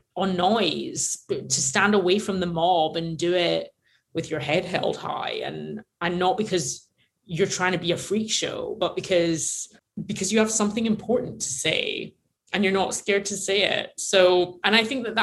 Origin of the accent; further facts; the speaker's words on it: Glasgow, Scotland, United Kingdom; now in Los Angeles, United States; we grew up in this tiny little community in Glasgow